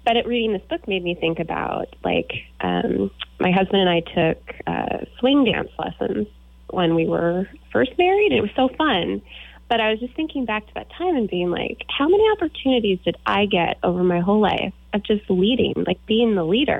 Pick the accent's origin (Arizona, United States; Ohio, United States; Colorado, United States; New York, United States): Arizona, United States; Tucson; moved away as an adult; also born or lived in St. Paul, Minnesota; now in Minneapolis, United States; I grew up in Tucson, and every summer we would go to the Twin Cities in Minnesota